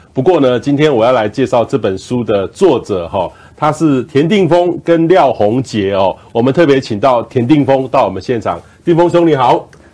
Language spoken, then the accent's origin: Chinese; Taiwan; 我们台湾人